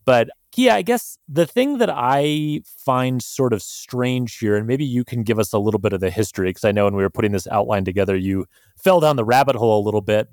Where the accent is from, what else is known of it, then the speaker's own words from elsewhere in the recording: Montana, United States; I had growing up in Montana